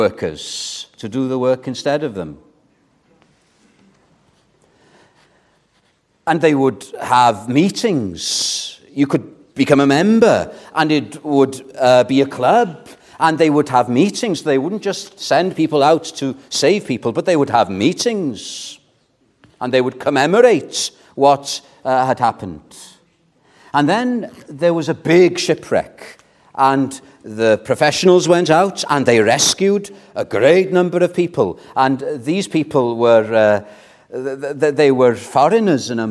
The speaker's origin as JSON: {"language": "English", "region": "Wales", "country": "United Kingdom", "said": "I'm still proud of being a Welshman"}